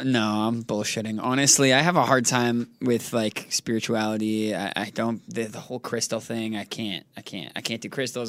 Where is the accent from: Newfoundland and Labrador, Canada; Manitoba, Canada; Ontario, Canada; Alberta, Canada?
Ontario, Canada; Toronto; moved away; also born or lived in New Jersey; Born in New Jersey, raised in Toronto, Canada